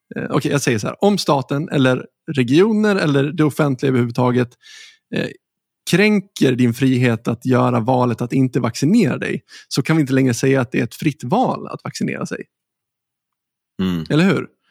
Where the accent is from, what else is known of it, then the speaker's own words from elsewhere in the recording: Sweden; som svenskar